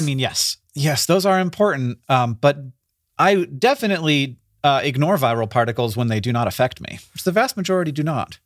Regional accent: Florida, United States; moved away; I grew up in Florida

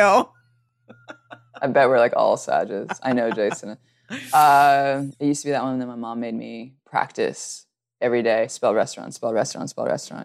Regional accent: Alabama, United States; also born or lived in California; I, I am from California, but grew up in Alabama, and this is how I talk

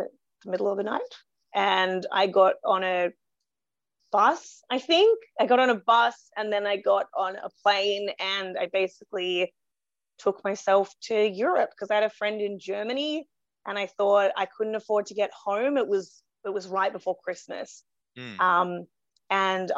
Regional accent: Australia; born or raised there

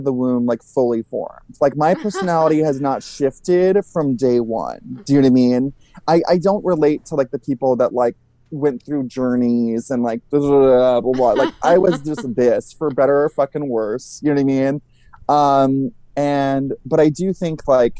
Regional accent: Ventura, California, United States; I grew up in this like little fun, flirty Southern California beach town

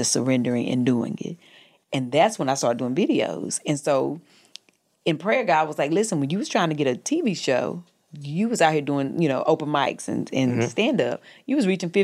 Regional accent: North Carolina, United States; moved away as an adult; also born or lived in the South; now in Los Angeles, United States; I'm from North Carolina.

